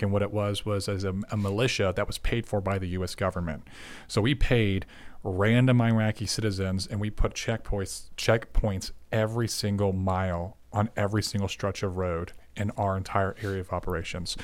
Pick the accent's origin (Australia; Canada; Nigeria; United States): United States; Tennessee; now in Dallas, United States; I'm a, believe it or not, a six foot seven, half Puerto Rican that grew up in Tennessee.